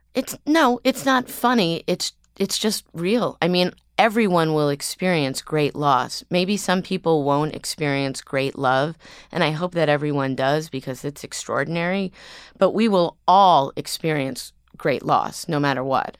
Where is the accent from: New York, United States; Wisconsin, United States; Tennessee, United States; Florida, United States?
New York, United States; New York City; also born or lived in Los Angeles; I grew up here on the Upper East Side